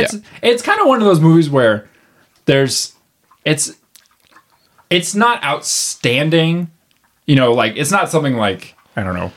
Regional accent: United States; I was raised in the United States

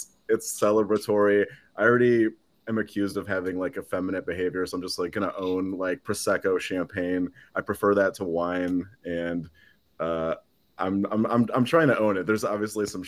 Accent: Midwest, United States; I'm from the Midwest

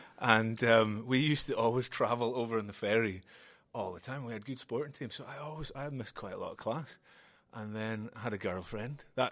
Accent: Stornoway, Scotland, United Kingdom; I grew up in Stornoway, and I went to a school called the Nicholson Institute

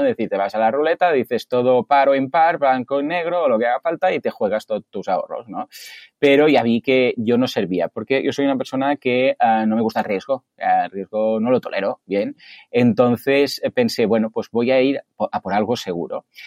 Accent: Mataró, Catalonia, Spain; soy de Mataró y aquí en Mataró nos llaman los capgrasos

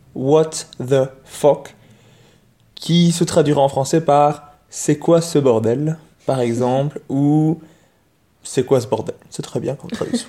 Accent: Belgium; chez nous en Belgique

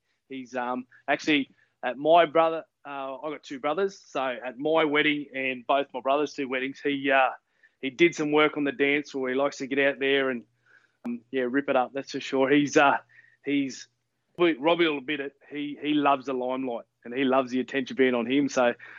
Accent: Toowoomba, Queensland, Australia; I am. I'm originally from Toowoomba. So a couple of hours from where I'm living now.

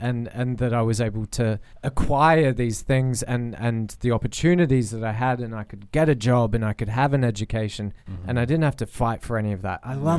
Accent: Australia; born or raised there

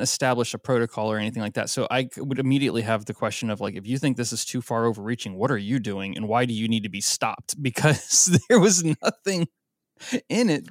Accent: Florida, United States; now in Oregon, United States; I grew up in Florida

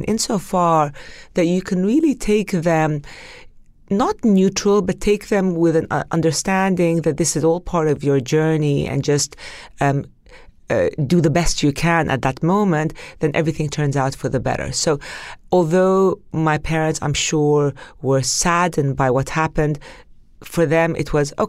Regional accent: Palestine; also born or lived in Kuwait; We grew up very close and we grew up with the values that at the end of the day, we were Palestinian. We were expats.

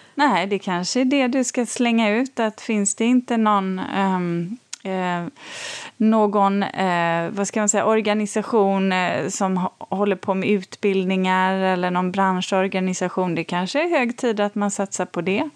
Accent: Borås, Västra Götaland, Sweden; jag är uppvuxen um, i Borås. Uh, jag flyttade ju dit när jag var fyra, skulle fylla fem.

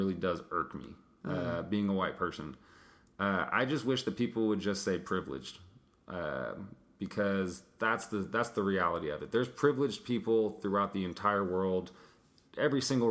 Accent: United States; as an American

